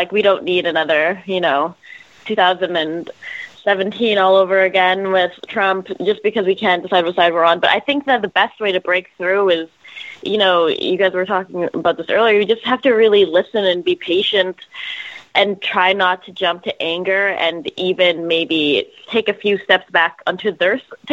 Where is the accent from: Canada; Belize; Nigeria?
Canada; now in United States; I'm Canadian. I grew up in a very different system, and I'm an American citizen now